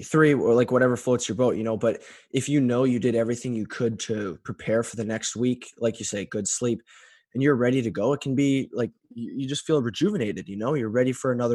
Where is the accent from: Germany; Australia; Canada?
Canada; Medicine Hat, Alberta; when I was in Medicine Hat in my hometown in sixth and seventh grade